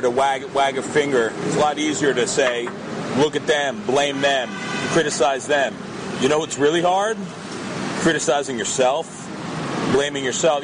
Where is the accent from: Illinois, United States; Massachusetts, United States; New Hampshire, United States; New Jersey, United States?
New Jersey, United States; moved away as an adult; also born or lived in New York; now in Israel; I grew up in New Jersey, and i i love it there